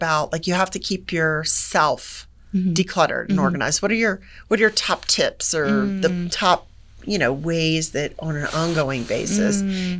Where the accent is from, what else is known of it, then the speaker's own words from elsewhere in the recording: Florida, United States; now in Colorado Springs, United States; I'm a sea level girl. I'm originally from Florida.